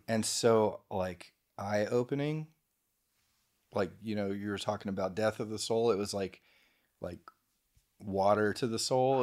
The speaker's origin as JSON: {"language": "English", "town": "Houston", "region": "Texas", "country": "United States", "said": "all of us Houstonians that are, like, that are entrepreneurs"}